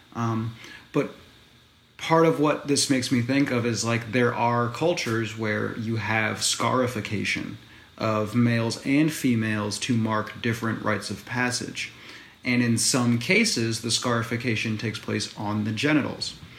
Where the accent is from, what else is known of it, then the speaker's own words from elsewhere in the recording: United States; I'm American